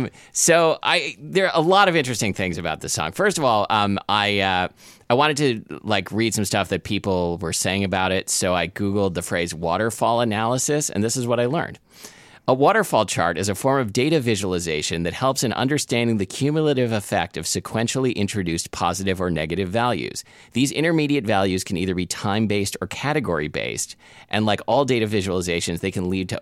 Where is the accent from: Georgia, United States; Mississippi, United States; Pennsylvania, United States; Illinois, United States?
Georgia, United States; Atlanta; also born or lived in Iowa; I was born in Iowa and moved to Atlanta when I was a child. Every time I tell people I'm from Iowa, they go, there's black people there.